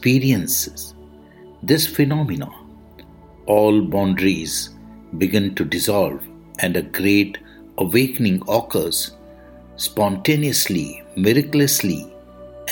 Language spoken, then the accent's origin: English; India; I am the Indian monk.